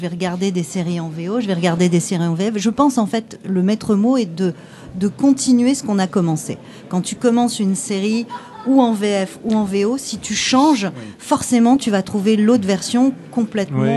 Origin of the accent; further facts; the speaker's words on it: France; on est français